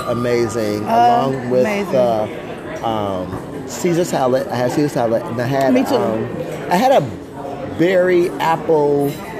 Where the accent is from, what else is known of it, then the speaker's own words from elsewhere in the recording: Detroit, Michigan, United States; because we're from Detroit